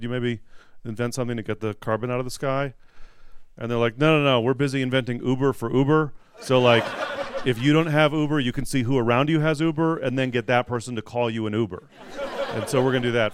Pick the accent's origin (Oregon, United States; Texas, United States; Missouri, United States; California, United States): California, United States; San Francisco; I'm from San Francisco.